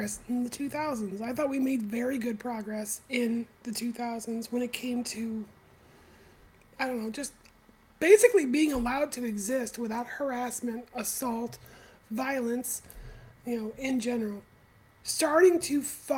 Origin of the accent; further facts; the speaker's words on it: Texas, United States; I'm from Texas